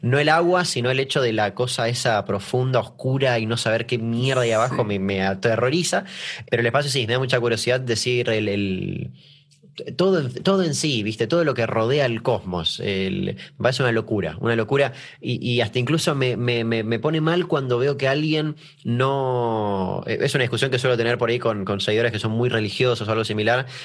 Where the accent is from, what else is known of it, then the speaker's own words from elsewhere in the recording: Argentina; acá que en Argentina